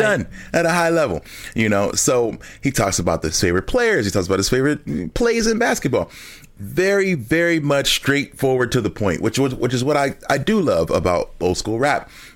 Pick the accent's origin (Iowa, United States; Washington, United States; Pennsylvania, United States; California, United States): Pennsylvania, United States; Philadelphia; I'm from Philadelphia